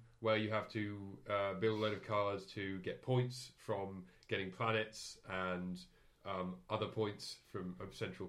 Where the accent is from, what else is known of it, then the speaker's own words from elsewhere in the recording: United Kingdom; We're British, by the way.